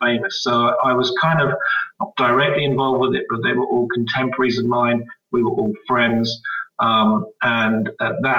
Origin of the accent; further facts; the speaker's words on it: Jersey; moved away as an adult; also born or lived in Winchester / London; I came from Jersey.